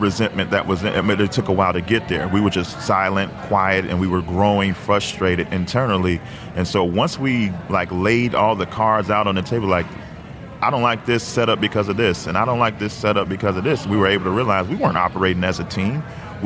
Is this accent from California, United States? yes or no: no; Chicago, Illinois, United States; we're from Chicago. So in the 90s, we were all about the Chicago Bulls